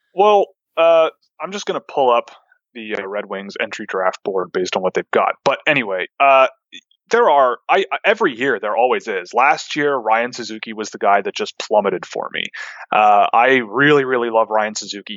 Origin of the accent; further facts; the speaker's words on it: Toronto, Ontario, Canada; since I'm from Toronto